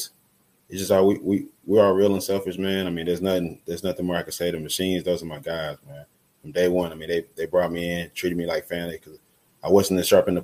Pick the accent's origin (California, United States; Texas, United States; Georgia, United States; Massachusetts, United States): Texas, United States; moved away as an adult; now in Fargo, United States; back in my home state